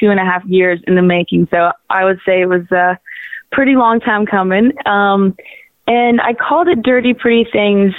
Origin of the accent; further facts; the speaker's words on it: Waterloo, Ontario, Canada; now in Toronto, Canada; I'm originally from Waterloo, which is about an hour west of Toronto